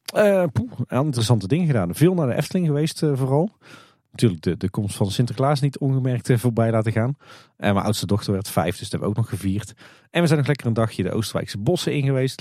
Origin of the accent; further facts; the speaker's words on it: Netherlands; ons als Nederlanders